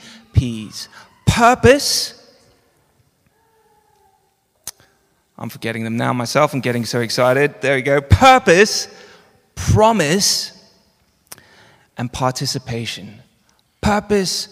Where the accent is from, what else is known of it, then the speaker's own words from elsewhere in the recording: Johannesburg, Gauteng, South Africa; moved away; I grew up in Johannesburg